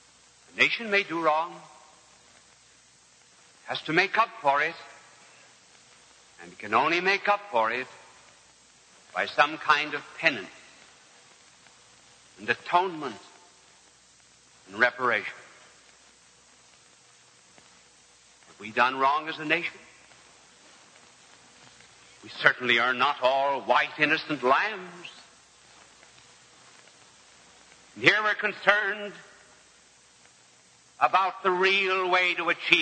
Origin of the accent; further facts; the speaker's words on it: United States; We as American people